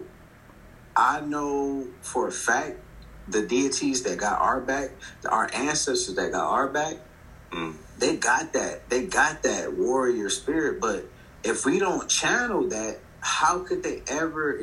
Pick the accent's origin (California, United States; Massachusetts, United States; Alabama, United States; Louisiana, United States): California, United States; Compton; I come from Compton, California